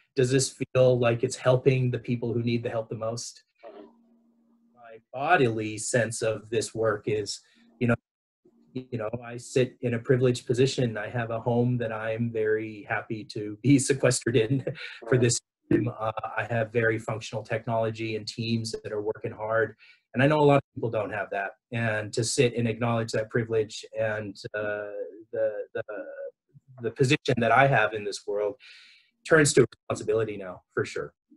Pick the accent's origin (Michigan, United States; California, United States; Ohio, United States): California, United States; Los Angeles; accent: Southern California; moved away as an adult; also born or lived in New York City, United States; now in Victoria, Australia; I my accent is from Southern California. I was uh, raised in Los Angeles